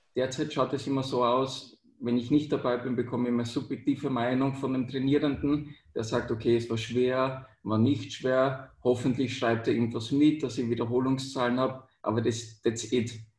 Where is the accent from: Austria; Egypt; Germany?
Austria; also born or lived in Vienna; bei uns in Österreich Matura